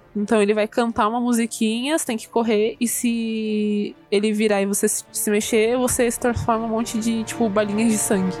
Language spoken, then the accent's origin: Portuguese; Brazil; eu sou brasileira mesmo